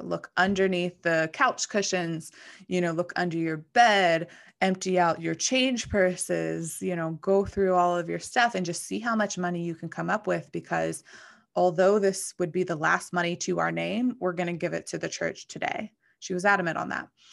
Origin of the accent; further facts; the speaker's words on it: McKeesport, Pennsylvania, United States; moved away; I grew up in McKeesport, Pennsylvania